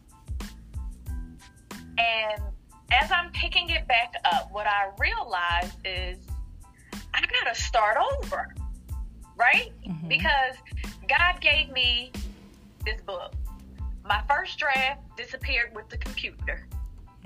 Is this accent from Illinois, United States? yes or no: no; Philadelphia, Pennsylvania, United States; born and raised in Philadelphia